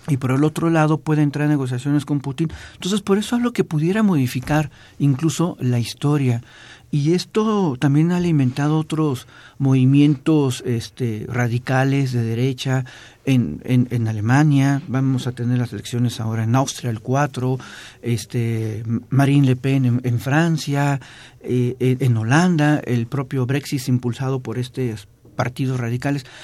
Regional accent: Mexico; a nosotros como mexicanos

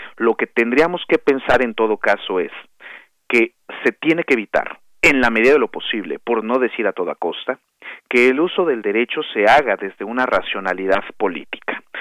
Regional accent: Mexico; aquí como mexicanas, como mexicanos

